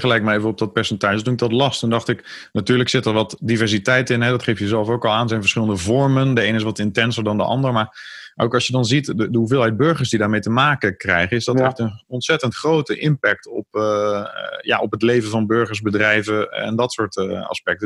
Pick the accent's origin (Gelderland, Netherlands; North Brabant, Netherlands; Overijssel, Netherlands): North Brabant, Netherlands; Vught; de plaats waar ik uiteindelijk mijn hele jeugd heb gewoond, Vught